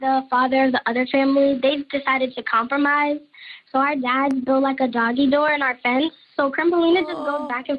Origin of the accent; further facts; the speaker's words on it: Texas, United States; I was born and raised in Texas